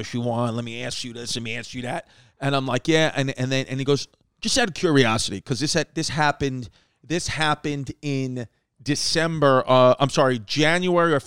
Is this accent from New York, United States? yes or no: yes; New York City, New York, United States; growing up in Brooklyn